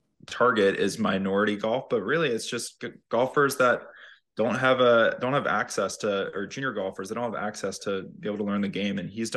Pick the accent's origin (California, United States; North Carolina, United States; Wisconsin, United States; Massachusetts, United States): North Carolina, United States; Brian being in Sea Island and Harold from growing up in North Carolina